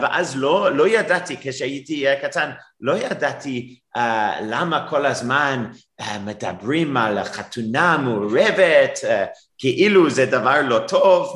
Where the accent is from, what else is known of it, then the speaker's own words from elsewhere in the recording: Durban, KwaZulu-Natal, South Africa; Hebrew is a second language; now in Cape Town, South Africa; גדלתי בדרום אפריקה, אבל לא בקייפטאון, בדרבן